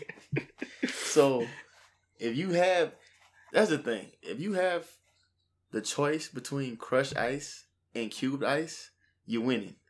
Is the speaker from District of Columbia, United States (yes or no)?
no; New Iberia, Louisiana, United States; I'm from New Iberia, born and raised